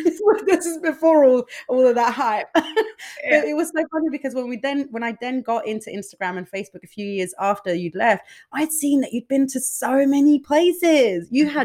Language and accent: English; Denmark; we're both from Denmark as well, which is a relatively small country with, limited possibilities to a large extent